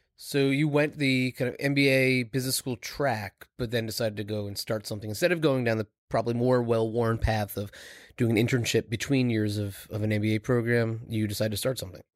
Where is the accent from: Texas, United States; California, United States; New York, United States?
New York, United States; Long Island; I grew up in Long Island. I spent a lot of my life in New York City.